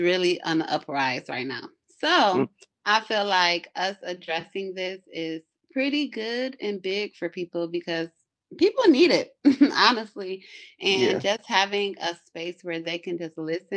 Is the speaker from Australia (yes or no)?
no; Cleveland, Ohio, United States; now in Atlanta, United States; I'm currently living in Atlanta, Georgia. I'm from Cleveland, Ohio